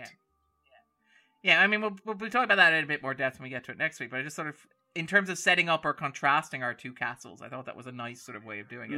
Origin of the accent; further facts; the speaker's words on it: Sligo, Connacht, Ireland; we're from Sligo